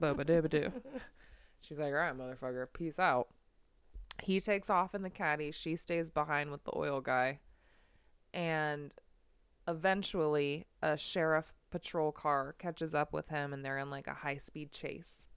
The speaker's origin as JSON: {"language": "English", "country": "United States", "said": "The United States."}